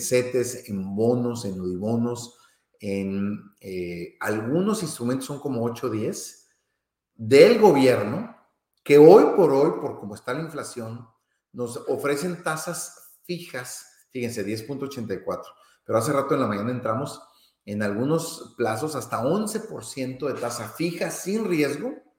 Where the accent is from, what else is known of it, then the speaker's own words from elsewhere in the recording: Mexico; para quienes eh, somos mexicanos